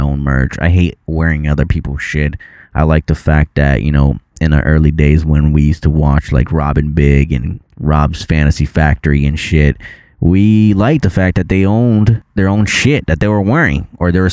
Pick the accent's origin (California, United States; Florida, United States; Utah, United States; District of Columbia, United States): Florida, United States; first language Portuguese; English is a second language; also born or lived in Brazil; Florida's always gonna be my hometown